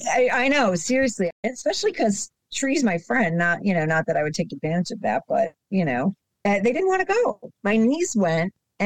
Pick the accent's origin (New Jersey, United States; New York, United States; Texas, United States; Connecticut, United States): New York, United States; Buffalo; I grew up in Buffalo.